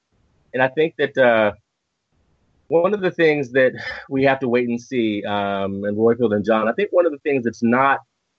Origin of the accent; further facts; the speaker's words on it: Washington, United States; I'm from the Washington area